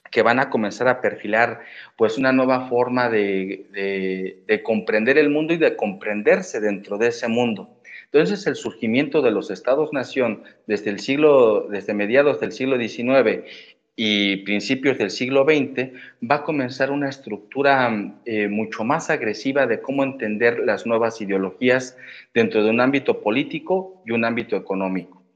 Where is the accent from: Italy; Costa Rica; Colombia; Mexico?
Mexico; yo como mexicano